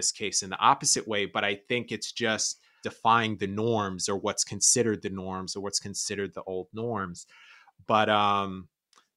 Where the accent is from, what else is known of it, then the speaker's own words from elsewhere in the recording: New York, United States; moved away as an adult; now in Los Angeles, United States; I was born and raised in New York. I've been in LA for about 3 years now